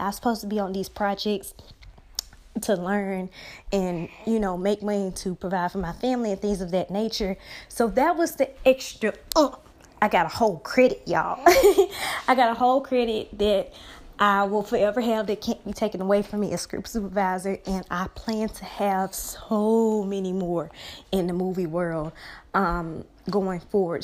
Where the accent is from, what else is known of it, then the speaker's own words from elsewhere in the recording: Brookhaven, Mississippi, United States; my hometown of Brookhaven, Mississippi